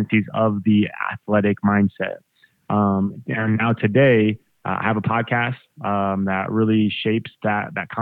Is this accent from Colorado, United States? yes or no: yes; Colorado, United States; I grew up in Colorado